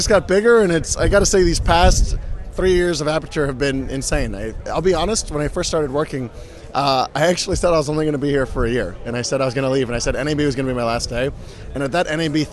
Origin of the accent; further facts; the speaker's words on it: United States; I'm the American